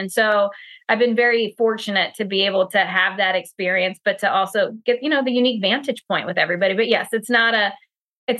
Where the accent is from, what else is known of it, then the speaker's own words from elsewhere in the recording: Pennsylvania, United States; I'm from Pennsylvania.